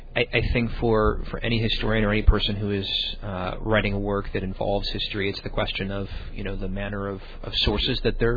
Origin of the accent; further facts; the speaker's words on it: Illinois, United States; I was born and raised in Illinois.